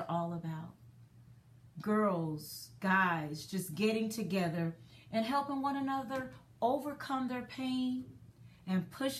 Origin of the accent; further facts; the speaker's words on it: Dallas, Texas, United States; I'm from Dallas, and her resale shop was in Dallas